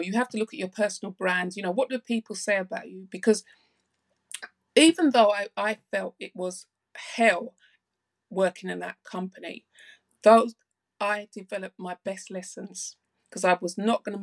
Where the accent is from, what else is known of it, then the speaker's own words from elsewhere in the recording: London, United Kingdom; I grew up in South London. My parents are Jamaican. So I'm second generation.